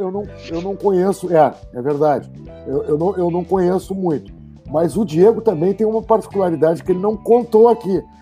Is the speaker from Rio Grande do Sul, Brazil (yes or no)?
yes; Porto Alegre, Rio Grande do Sul, Brazil; eu optei em ser caboclo na minha aldeia. Então eu passei a empreender culturalmente em Porto Alegre